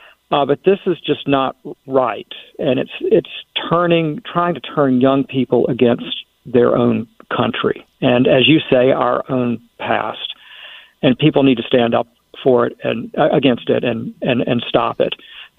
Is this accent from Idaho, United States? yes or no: no; South Carolina, United States; moved away; I grew up in South Carolina and live there again today.